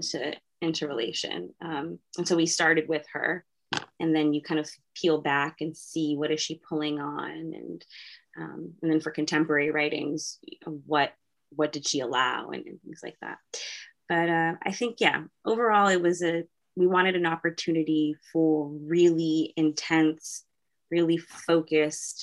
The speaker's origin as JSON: {"language": "English", "town": "Arlington", "region": "Massachusetts", "country": "United States", "said": "I'm from Arlington, Massachusetts"}